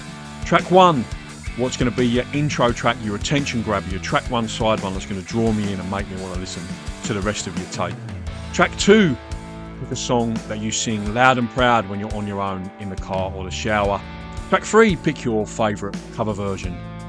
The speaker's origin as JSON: {"language": "English", "area": "Essex", "region": "East of England", "country": "United Kingdom", "moved": "as an adult", "lives_now": "Australia", "said": "You probably picked up from the accent, I'm not a native Australian. I'm from Essex, mate. And I came back to Essex last year, about this time last year"}